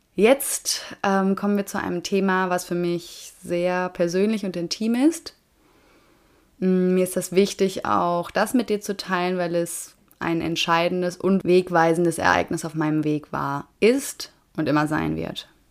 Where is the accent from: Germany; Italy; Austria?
Germany